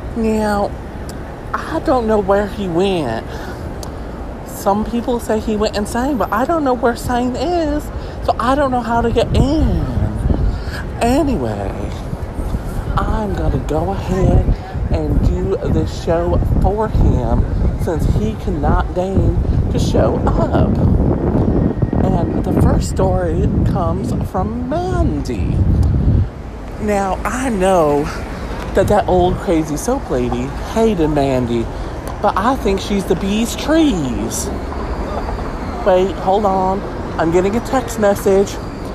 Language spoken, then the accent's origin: English; the South, United States; And I'm from the South and I know what makes sense.